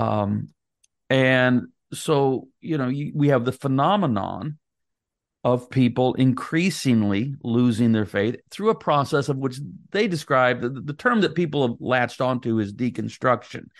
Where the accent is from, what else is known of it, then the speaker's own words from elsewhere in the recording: United States; I'm an American